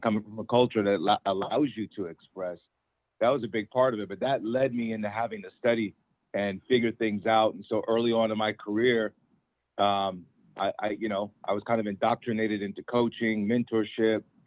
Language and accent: English; Federal Way, Washington, United States; we are the first black extended family of my hometown in Federal Way